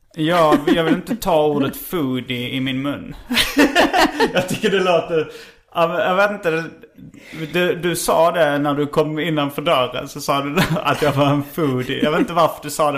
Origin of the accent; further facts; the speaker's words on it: Skåne, Sweden; accent: Scanian; now in Stockholm, Sweden; jag pratar skånska